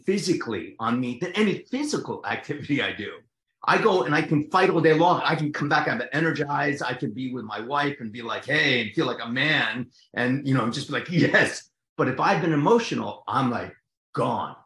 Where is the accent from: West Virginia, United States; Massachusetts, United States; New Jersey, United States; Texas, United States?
New Jersey, United States; accent: Jersey; I'm from Jersey, so I talk like this